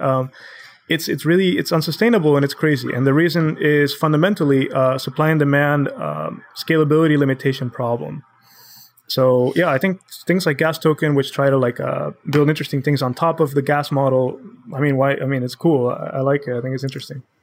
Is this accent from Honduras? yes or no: yes; Honduras; moved away as an adult; now in United States; I'm born and raised in Honduras, uh, my whole family is there